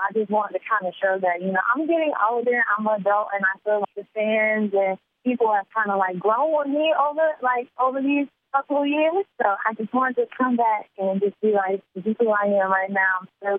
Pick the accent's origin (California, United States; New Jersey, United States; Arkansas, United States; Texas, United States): New Jersey, United States; Because I'm from Jersey, aggressive. I'm not as aggressive as I used to be, but, you know, I still am that strong Jersey girl.